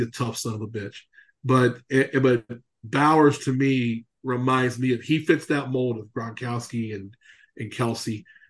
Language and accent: English; Louisiana, United States; I'm from Louisiana. Damn it. I never saw a hockey game in my life till a few years ago